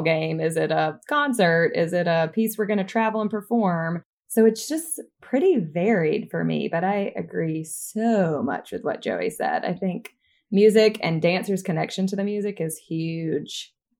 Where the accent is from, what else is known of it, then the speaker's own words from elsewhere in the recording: Troy, Alabama, United States; moved away as an adult; also born or lived in New York; I'm originally from Troy, Alabama